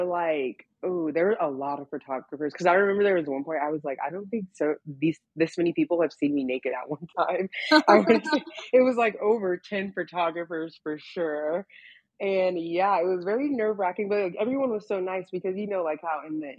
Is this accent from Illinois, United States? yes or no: no; Texas, United States; now in Los Angeles, United States; I came from a very, very strict childhood. I'm from Texas, and I'm from like the Bible Belt